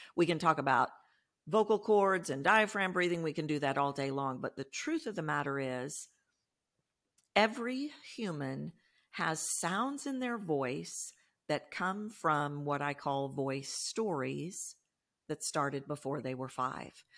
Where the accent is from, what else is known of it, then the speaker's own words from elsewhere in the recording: Texas, United States; I'm from Texas. You can probably hear that in my voice